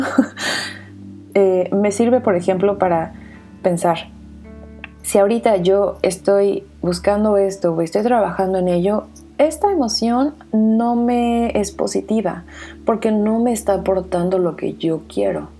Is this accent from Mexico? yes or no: yes; Mexico; soy mexicana de corazón